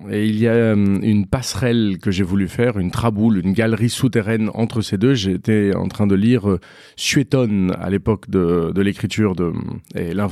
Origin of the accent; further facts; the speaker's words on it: Paris, Île-de-France, France; born there; Donc, moi, je suis né à Paris.